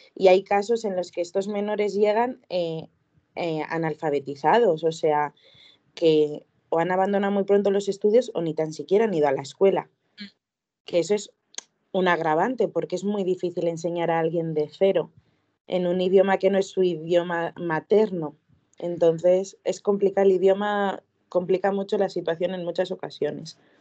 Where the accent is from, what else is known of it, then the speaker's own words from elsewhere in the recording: Vizcaya, Basque Country, Spain; now in Vitoria-Gasteiz, Spain; Yo soy de, de Hermoa, Vizcaya, pero actualmente vivo en Vitoria, en Vitoria-Gasteiz